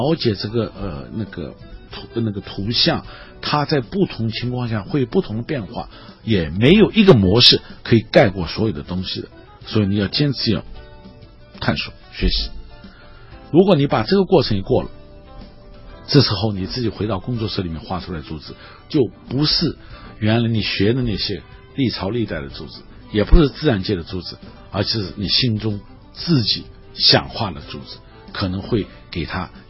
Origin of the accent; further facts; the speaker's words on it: China; 我们中国人说那个呃喜写兰，很高兴的是画兰花，